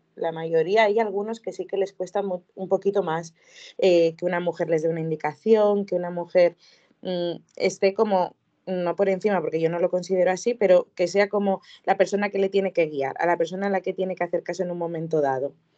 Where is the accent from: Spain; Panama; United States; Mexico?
Spain; Vizcaya, Basque Country; now in Vitoria-Gasteiz, Spain; Yo soy de, de Hermoa, Vizcaya, pero actualmente vivo en Vitoria, en Vitoria-Gasteiz